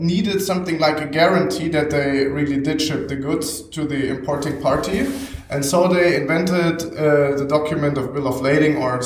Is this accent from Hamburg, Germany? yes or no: yes; Hamburg, Germany; also born or lived in Bremen / Oldenburg; I am from Hamburg